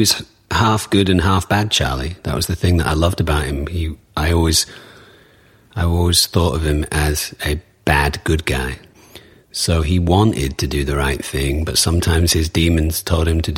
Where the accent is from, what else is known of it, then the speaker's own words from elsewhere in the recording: Manchester, North West England, United Kingdom; moved away; I come from Manchester.